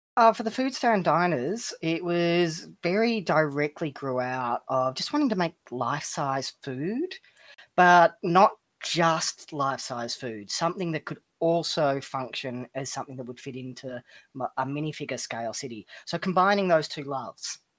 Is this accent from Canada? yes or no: no; Melbourne, Victoria, Australia; I'm from Melbourne, Australia.